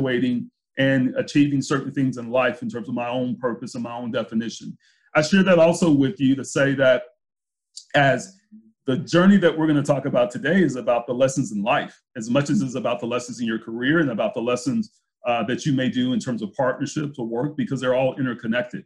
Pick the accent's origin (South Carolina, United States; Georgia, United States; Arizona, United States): Georgia, United States; Brunswick; moved away; also born or lived in Jacksonville, Florida; I was born in Jacksonville, Florida, moved to a small town in Southeast Georgia called Brunswick, Georgia